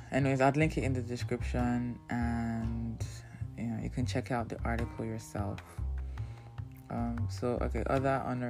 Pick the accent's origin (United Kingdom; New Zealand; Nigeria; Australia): Nigeria; Because, you know, part of, you know, being in Nigerian is being able to anticipate every need.